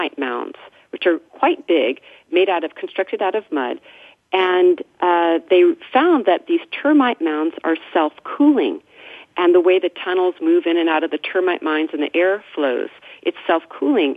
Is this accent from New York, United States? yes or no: no; Mendocino County, California, United States; growing up in Mendocino County